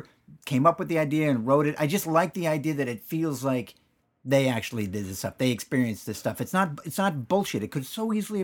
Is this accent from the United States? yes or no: yes; Danville, California, United States; No, Danville, California, back before it's the Danville that it is now.